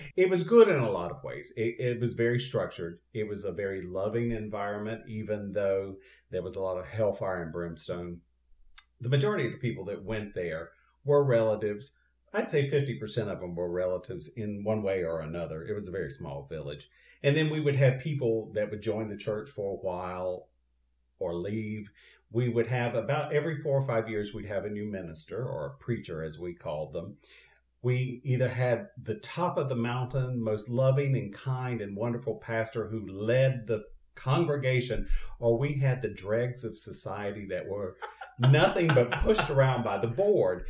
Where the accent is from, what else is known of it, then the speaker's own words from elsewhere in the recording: Eastern North Carolina, United States; now in Southern California, United States; I went to a uh, Free Will Baptist Church in my little village that I grew up in in Eastern North Carolina